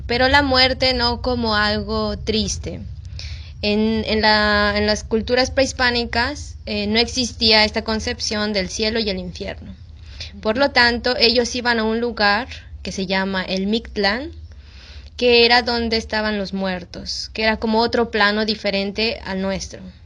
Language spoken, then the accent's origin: Spanish; Mexico; moved away as an adult; now in Peru; soy mexicana